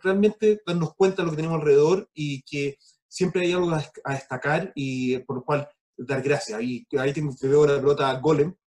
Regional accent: United States; moved away; also born or lived in Chile; me crié yo en Estados Unidos

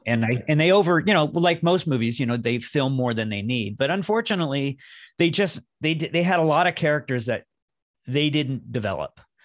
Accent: Los Angeles, California, United States; I'm from Los Angeles

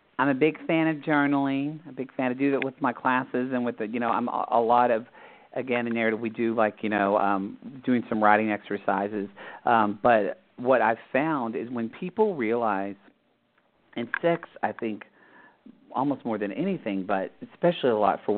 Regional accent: Southern Oklahoma, United States; I grew up Catholic in Oklahoma, Southern Oklahoma

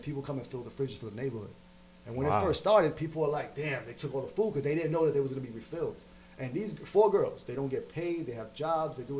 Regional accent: New York City, New York, United States; I was the kid from Harlem

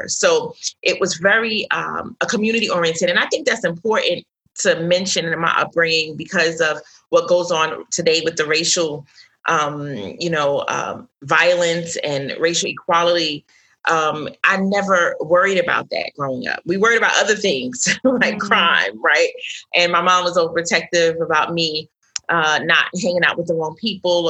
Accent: New York City, New York, United States; I was raised in Brooklyn, New York, New York City

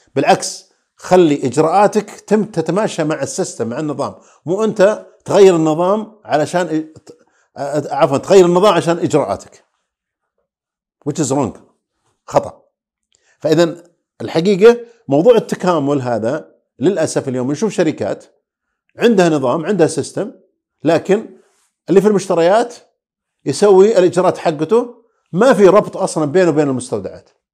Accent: Saudi Arabia; عندنا في السعوديه

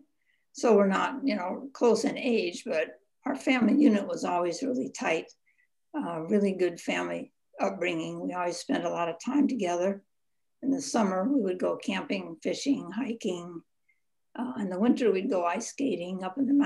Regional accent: Boulder, Colorado, United States; also born or lived in Denver, Colorado; I was born and grew up in Boulder, Colorado

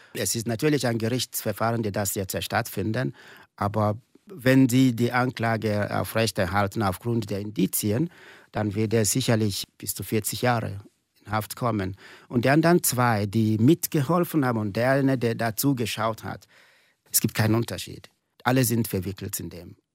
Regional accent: eastern Nigeria, near Enugu State, Nigeria; German is a second language; moved away as an adult; now in St. Gallen, Switzerland; ich komme aus dem Osten von Nigeria, nahe des Bundesstaats äh, Enugu

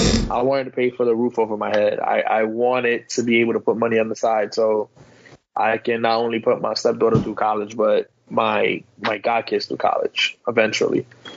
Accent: the South, United States; I'm from the South.

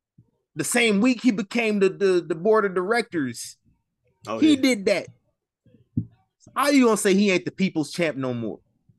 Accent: United States; Yeah, I'm American.

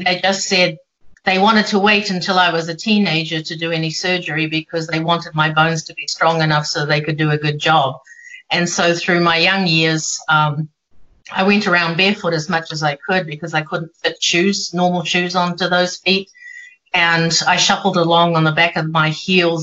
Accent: New Zealand; moved away as an adult; joined a local running club in my hometown

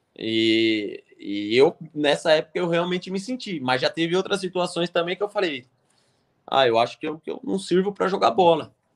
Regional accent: Brazil; also born or lived in Switzerland; a gente é brasileiro

